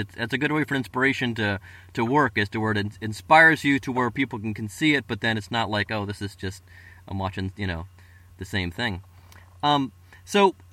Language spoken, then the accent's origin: English; Cleveland, Ohio, United States; we're all from Cleveland